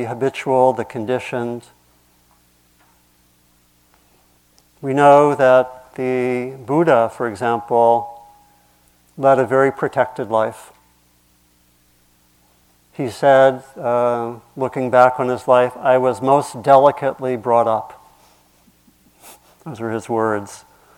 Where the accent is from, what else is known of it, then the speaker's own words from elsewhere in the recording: Maryland, United States; where I grew up was in Maryland